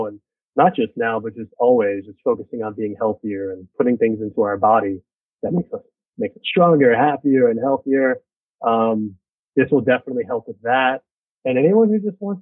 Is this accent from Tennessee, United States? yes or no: no; New York City, New York, United States; born or raised there